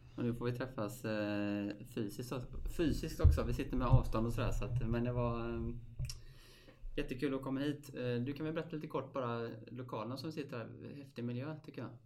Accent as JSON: {"language": "Swedish", "town": "Stenungsund", "region": "Västra Götaland", "country": "Sweden", "tie": "born or raised there", "said": "Jag är uppväxt i Stenungsund"}